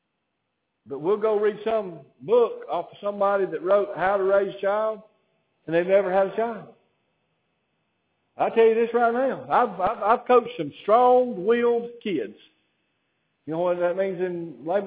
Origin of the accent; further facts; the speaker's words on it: Alabama, United States; I didn't choose to be born in Alabama